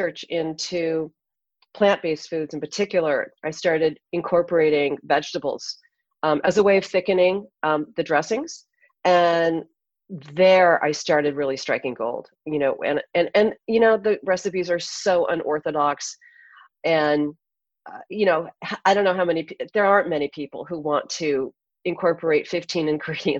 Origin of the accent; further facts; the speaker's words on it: California, United States; also born or lived in Hawaii; I grew up in California